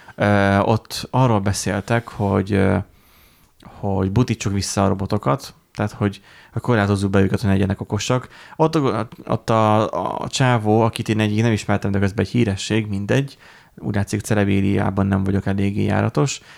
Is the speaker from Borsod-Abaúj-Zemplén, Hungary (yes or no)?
yes; Borsod-Abaúj-Zemplén, Hungary; Borsodiak vagyunk